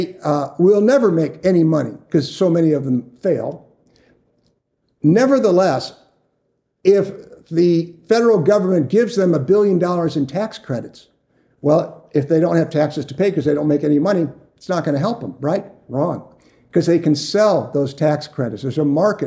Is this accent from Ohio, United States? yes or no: yes; Chagrin Falls, Ohio, United States; moved away; also born or lived in Phoenix, Arizona; I grew up in Cleveland area, a place called Chagrin Falls, Ohio, and it's right in the Rust Belt